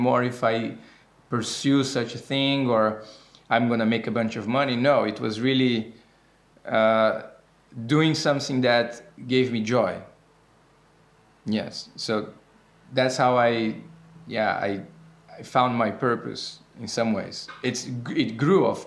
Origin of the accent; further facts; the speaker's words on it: Brazil; now in Amsterdam, Netherlands; I am 27 years old and I'm from Brazil. I now live in Amsterdam